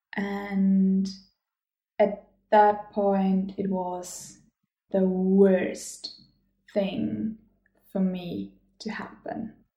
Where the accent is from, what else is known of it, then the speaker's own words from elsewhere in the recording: Germany; English is a second language; moved away as an adult; also born or lived in Gothenburg, Sweden; I am from Germany and I have lived in Sweden, in Gothenburg